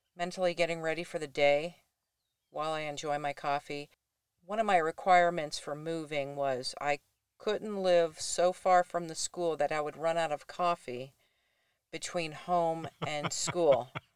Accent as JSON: {"language": "English", "region": "Florida", "country": "United States", "tie": "born or raised there", "also_born_or_lived": "Durham, North Carolina / Traverse City, Michigan", "moved": "yes", "lives_now": "Buckley, United States"}